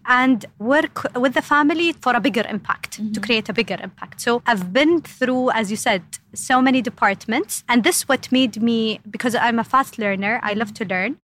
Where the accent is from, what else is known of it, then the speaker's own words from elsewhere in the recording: Eastern Province, Saudi Arabia; So, I am, yes, born and raised in uh, Saudi Arabia, specifically in the eastern side of Saudi